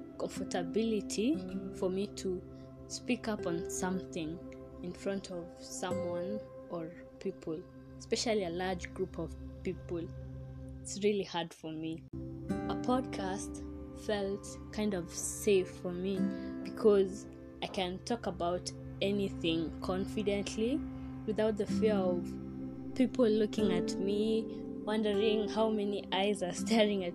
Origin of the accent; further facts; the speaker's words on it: Kenya; I'm Kenyan.